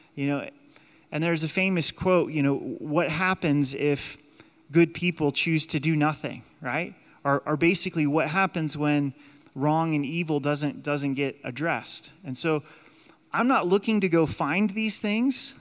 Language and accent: English; United States; God has allowed us to be citizens in the United States